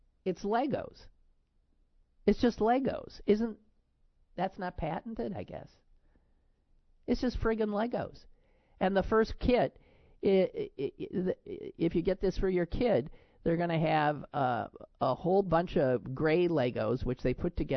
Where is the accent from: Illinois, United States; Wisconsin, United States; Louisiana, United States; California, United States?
Wisconsin, United States; now in Pennsylvania, United States; my home state of Wisconsin